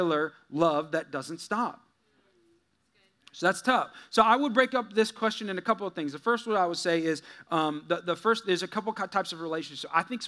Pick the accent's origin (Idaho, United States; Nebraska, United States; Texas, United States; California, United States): California, United States; moved away as an adult; also born or lived in Missouri; I'm from there. I'm born there. I'm a Californian